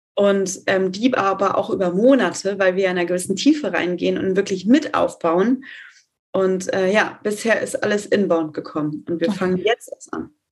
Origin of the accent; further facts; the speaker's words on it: Detmold, North Rhine-Westphalia, Germany; ich komme tatsächlich aus Detmold und in meiner Heimat